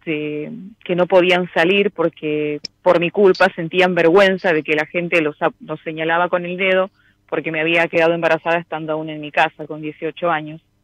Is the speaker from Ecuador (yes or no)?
no; Misiones, Argentina; now in Buenos Aires, Argentina; Yo soy misionera, pero vivo en Buenos Aires, soy de la provincia de Misiones.